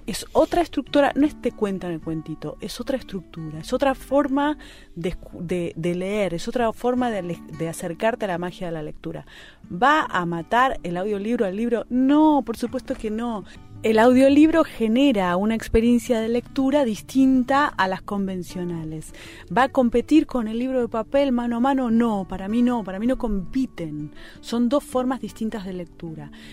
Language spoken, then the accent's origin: Spanish; Argentina; nuestra literatura, que digo la nuestra, la argentina